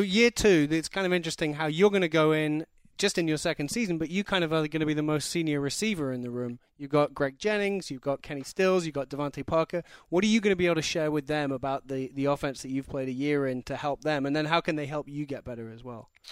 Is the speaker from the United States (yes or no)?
no; London, United Kingdom; I'm from London.